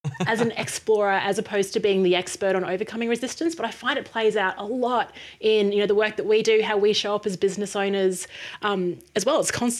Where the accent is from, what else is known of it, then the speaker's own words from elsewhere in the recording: Brisbane, Queensland, Australia; born there; I was born in Brisbane, Australia, but I've lived around Australia and overseas.